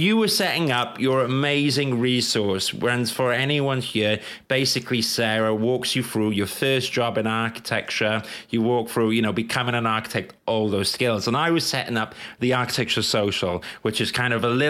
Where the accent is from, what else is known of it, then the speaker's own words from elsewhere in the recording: London, United Kingdom; I'm from London.